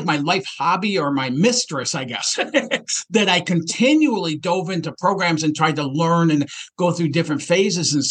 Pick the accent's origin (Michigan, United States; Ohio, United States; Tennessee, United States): Michigan, United States; Detroit; I grew up in Detroit, Michigan